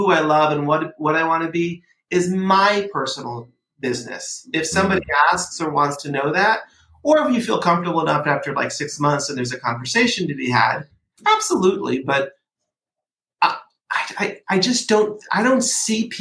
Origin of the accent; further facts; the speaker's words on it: Port Chester, New York, United States; I grew up in Portchester, New York, which is a teeny town outside of New York City